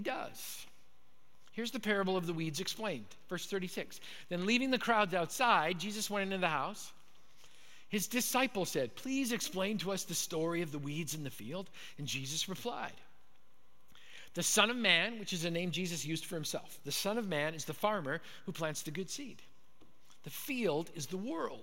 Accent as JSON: {"language": "English", "region": "Manitoba", "country": "Canada", "tie": "born or raised there", "moved": "yes", "said": "So I grew up in Manitoba. I was a Canadian kid"}